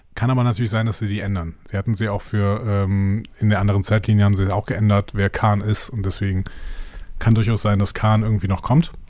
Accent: Cologne-Bonn Bay, North Rhine-Westphalia, Germany; Köln, in der Köln-Bonner Bucht.

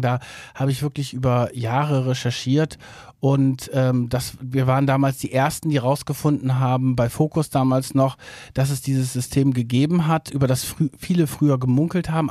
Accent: Verden an der Aller, Lower Saxony, Germany; moved away as an adult; also born or lived in Hamburg; komme auch aus Norddeutschland, bin aufgewachsen in Pferden an der Aller, das ist in der Nähe von Bremen

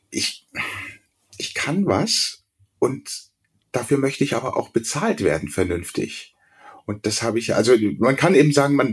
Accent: Berlin, Germany; now in Munich, Germany; ich bin ja gebürtiger Berliner, bin zwar seit 75 in München, aber ich habe tatsächlich eher einen münchnerischen Akzent gehabt immer

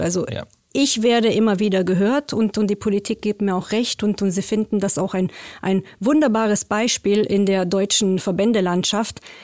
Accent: Romania; now in Germany; Ich komme aus Rumänien

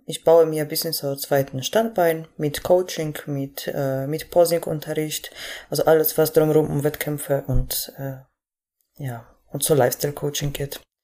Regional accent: Poland; moved away as an adult; now in Germany; ich komme aus Polen ursprünglich, bin 2014 im Sommer nach Deutschland gekommen

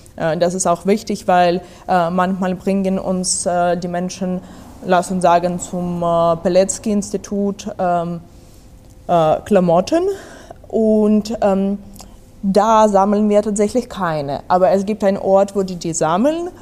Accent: Odesa, Odesa Oblast, Ukraine; German is a second language; moved away; Ich komme aus Odessa, das ist am äh, Schwarzmeer

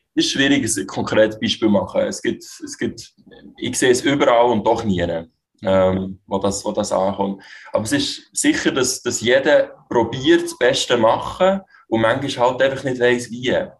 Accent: Switzerland; ich bin in der Schweiz geboren

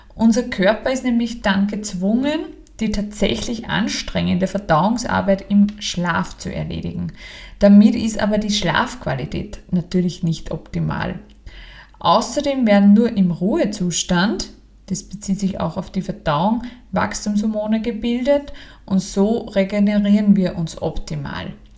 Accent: Austria; bei uns in Österreich

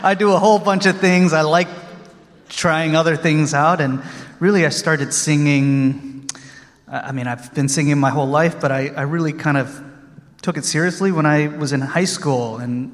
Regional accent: Austin, Texas, United States; I'm from Austin, Texas

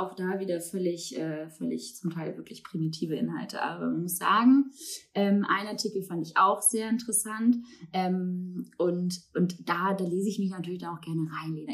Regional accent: Baltic coast, Germany; now in Hamburg, Germany; bin ich ja auch irgendwie an der Ostsee groß geworden

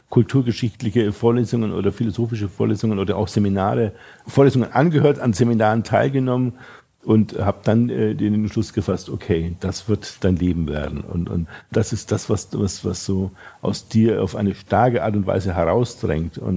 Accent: Wolframs-Eschenbach, Bavaria, Germany; Äh, in, in, Franken, in der Nähe von Nürnberg, südwestlich von Nürnberg. Es also ist ein kleines Städtchen, Wolframs-Eschenbach heißt das. Und da hatten wir eben diesen Gasthof und die Metzgerei

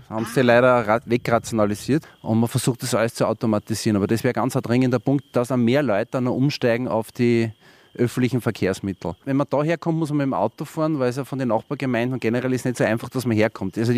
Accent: Wels, Upper Austria, Austria; ich bin ja kein Geisbach, ich komme eigentlich aus Wels.

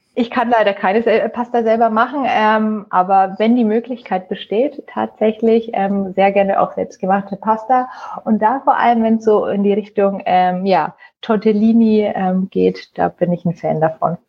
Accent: Nuremberg, Bavaria, Germany; ich bin in Nürnberg geboren, äh, bin Franken sozusagen treu geblieben und ähm, ja, liebe mein Frankenland

